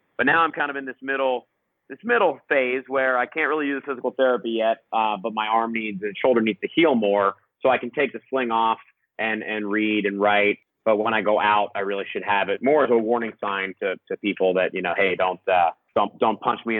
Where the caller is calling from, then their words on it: Costa Rica; Yeah, I'm calling from Costa Rica.